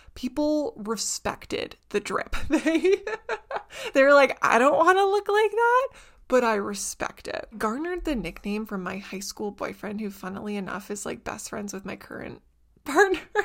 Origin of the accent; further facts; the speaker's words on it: Southern Ontario, Canada; where I grew up and stuff in Southern Ontario